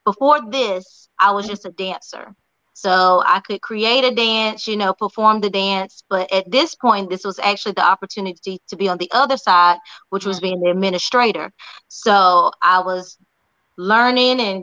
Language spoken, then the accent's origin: English; Burlington, North Carolina, United States; born and raised in Burlington, North Carolina, a little small town in between Greensboro and Raleigh